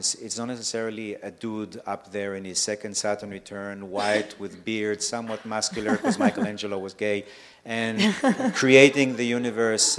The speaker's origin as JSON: {"language": "English", "country": "Israel", "tie": "born or raised there", "also_born_or_lived": "Mexico", "moved": "yes", "said": "I grew up in Israel, so I saw everything in that sense"}